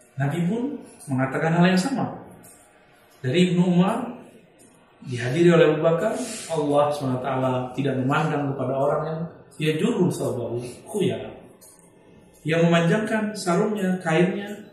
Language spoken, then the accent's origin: Indonesian; Sumatra, Indonesia; di kampung saya di Sumatera